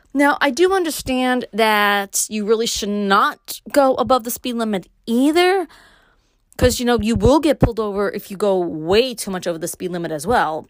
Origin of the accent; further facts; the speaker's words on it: New York City, New York, United States; now in Upstate New York, United States; growing up in Brooklyn and moving to upstate, Brooklyn raised, living upstate